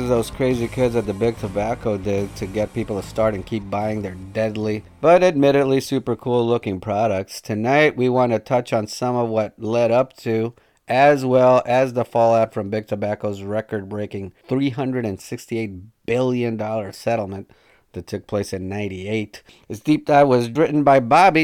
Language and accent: English; Colombia; moved away; I'm from Colombia